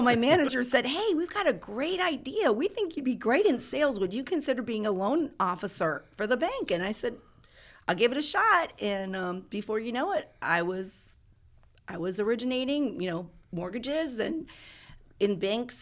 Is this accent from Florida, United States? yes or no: yes; Tarpon Springs, Florida, United States; my hometown of Tarpon Springs, Florida